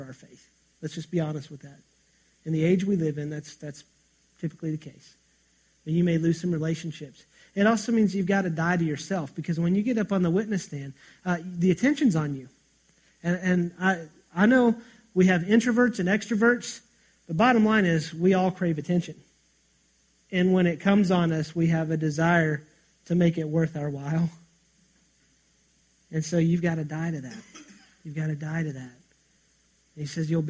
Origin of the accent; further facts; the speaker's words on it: United States; us as Americans, as American Christians